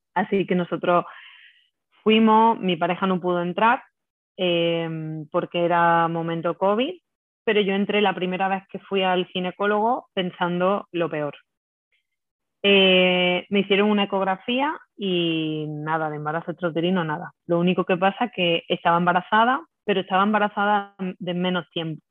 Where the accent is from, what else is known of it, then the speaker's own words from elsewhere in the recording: Lucena, Andalusia, Spain; moved away as an adult; now in Madrid, Spain; pues yo soy de, Lucena, de un pueblo de Córdoba, eh, aunque ahora mismo vivo en Madrid, me vine a Madrid hace unos años